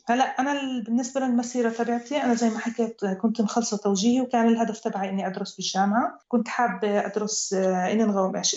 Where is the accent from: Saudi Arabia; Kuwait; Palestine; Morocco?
Palestine; moved away as an adult; now in Germany